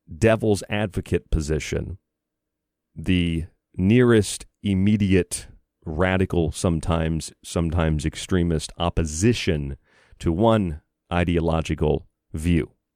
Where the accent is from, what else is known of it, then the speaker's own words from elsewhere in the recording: West Virginia, United States; moved away; I was going to high school in West Virginia for a couple of years. And anytime I tell someone I'm from West Virginia